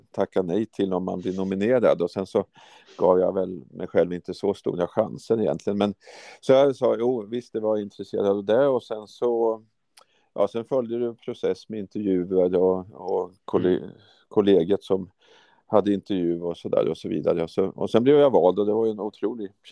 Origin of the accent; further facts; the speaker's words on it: Norrköping, Östergötland, Sweden; moved away as an adult; now in Uppsala, Sweden; Jag flyttade ju till Uppsala 84 redan då från eh, Norrköping kom jag från Östergötland.